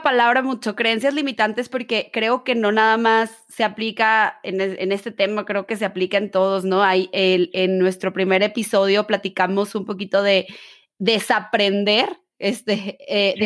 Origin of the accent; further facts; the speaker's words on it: Mexico; yo que soy mexicana